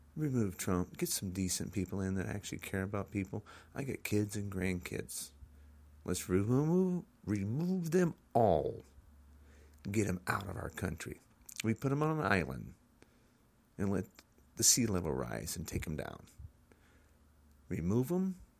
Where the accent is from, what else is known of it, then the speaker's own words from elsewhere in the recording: United States; I'm an American citizen